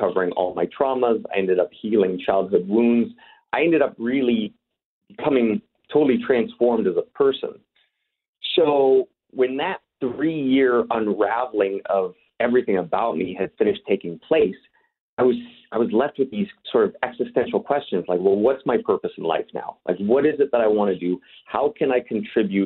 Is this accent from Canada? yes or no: yes; Canada; also born or lived in Los Angeles, United States; now in Czech Republic; be talking to some fellow Canadians, as you know, that is my home country originally.